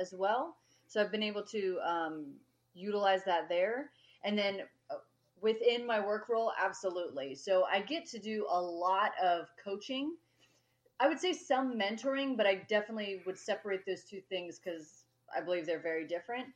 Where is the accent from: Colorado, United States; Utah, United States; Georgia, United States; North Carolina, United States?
Colorado, United States; I was born and raised in Colorado